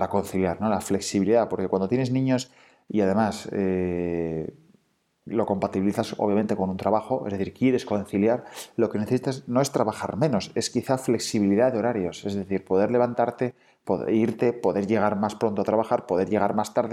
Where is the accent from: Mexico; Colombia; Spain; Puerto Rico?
Spain; Oviedo, Asturias; Pues en Capotinas hacemos ropa de bebé hecha a mano, en Asturias, porque somos de Asturias, de Oviedo.